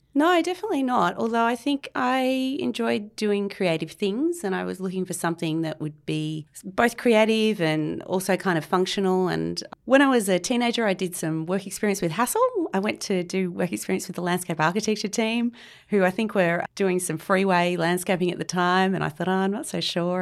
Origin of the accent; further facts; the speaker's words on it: Canberra, Australian Capital Territory, Australia; now in Sydney, Australia; I grew up in Canberra